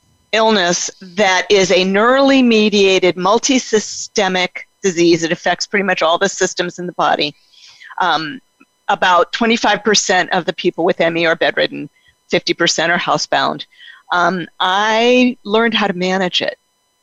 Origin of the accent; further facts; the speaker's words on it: Denver, Colorado, United States; born there; I was born in Denver, Colorado.